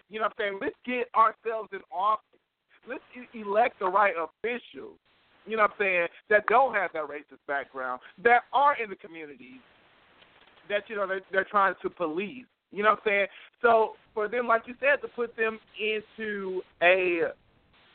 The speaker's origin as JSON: {"language": "English", "town": "Milwaukee", "region": "Wisconsin", "country": "United States", "said": "I'm from Milwaukee"}